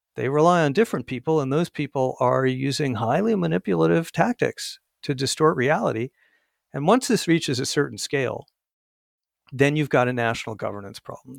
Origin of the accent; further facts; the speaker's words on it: Arizona, United States; my home state of Arizona